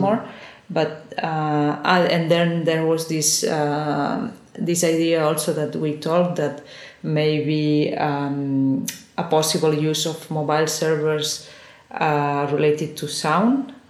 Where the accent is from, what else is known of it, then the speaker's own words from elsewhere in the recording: Girona, Catalonia, Spain; English is a second language; moved away as an adult; also born or lived in Barcelona / Valencia; I'm originally from Girona, which is a small city one hour from